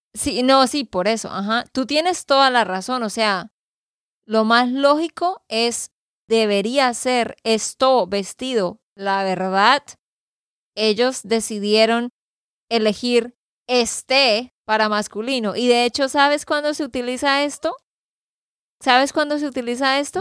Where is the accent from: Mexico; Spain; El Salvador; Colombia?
Colombia; Santander; de Santander, Colombia